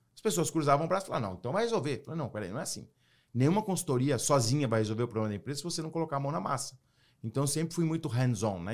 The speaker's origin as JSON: {"language": "Portuguese", "country": "Brazil", "also_born_or_lived": "United States", "moved": "as an adult", "lives_now": "Florida, United States", "said": "eu moro hoje nos Estados Unidos e num condomínio que tem vários judeus, e eu sou brasileiro."}